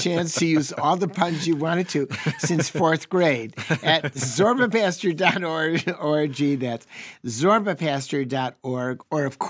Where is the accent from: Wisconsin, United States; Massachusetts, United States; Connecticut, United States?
Wisconsin, United States; the Dairy State; I'm from the Dairy State.